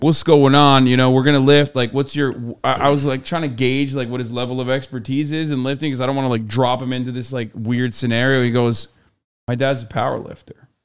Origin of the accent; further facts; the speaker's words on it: Turkey; now in United States; I grew up in Turkey